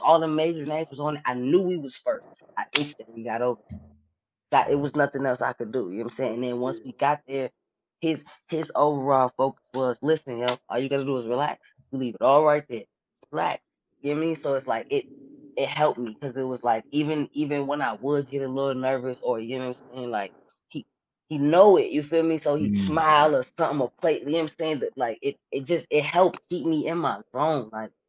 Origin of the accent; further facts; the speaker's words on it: Richmond, United States; I'm from Richmond. And I'm here now.